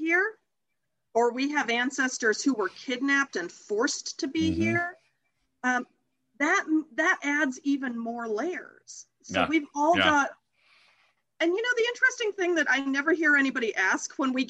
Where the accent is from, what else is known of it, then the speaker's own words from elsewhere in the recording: Akron, Ohio, United States; also born or lived in England / Chicago; now in Oakland, United States; I was born in England, and we came to the States when I was a toddler. So I grew up mostly in Akron, Ohio, a little bit in Chicago